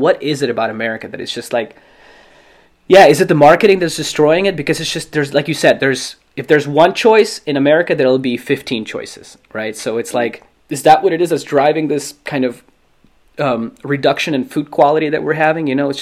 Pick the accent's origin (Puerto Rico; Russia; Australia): Russia; now in Los Angeles, United States; I grew up in Russia, and like my grandparents had, you know, their own garden